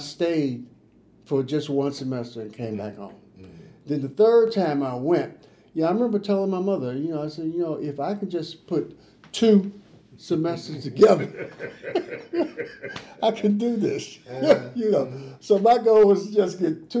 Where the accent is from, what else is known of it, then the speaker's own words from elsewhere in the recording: Chicago, Illinois, United States; also born or lived in Lafayette, Louisiana; I was born in Lafayette, Louisiana. I was raised in Chicago